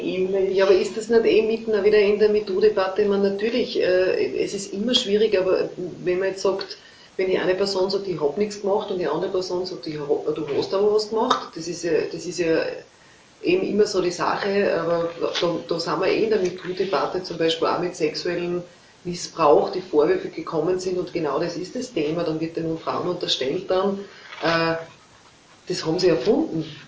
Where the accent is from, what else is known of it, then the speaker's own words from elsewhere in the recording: Leibnitz, Styria, Austria; ich komme aus Leibniz